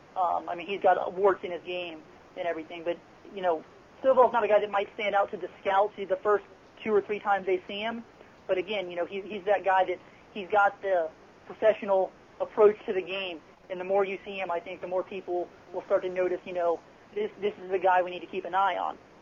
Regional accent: Cincinnati, Ohio, United States; born and raised in Cincinnati

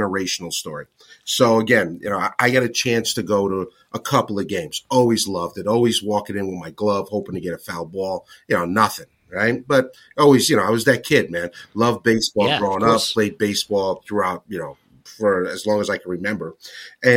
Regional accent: Stamford, Connecticut, United States; moved away as an adult; I'm from a small town called Stamford, Connecticut. And back in the day when I was there, I moved when I was 18 and moved around the world.

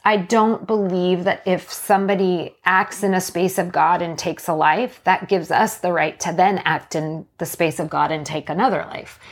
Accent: Canada; now in Washington, United States; I was born in Canada

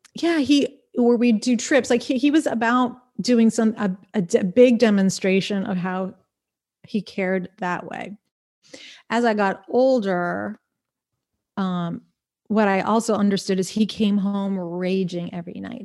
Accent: Smithtown, New York, United States; moved away as an adult; Smithtown, Suffolk County, North Shore

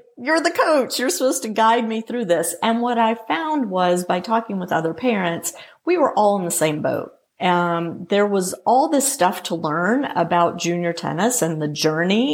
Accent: Louisiana, United States; moved away; also born or lived in Atlanta, Georgia; I grew up playing juniors in Louisiana and in the Southern section

